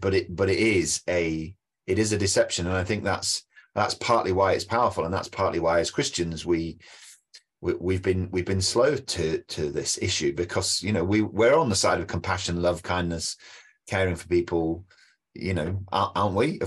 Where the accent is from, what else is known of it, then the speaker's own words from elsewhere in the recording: United Kingdom; as a Brit